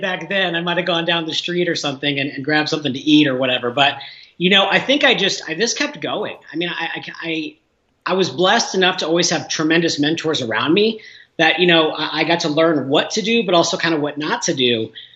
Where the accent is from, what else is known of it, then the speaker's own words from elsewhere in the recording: Illinois, United States; moved away as an adult; also born or lived in Southern California; now in Denver, United States; small towns in my home state of Illinois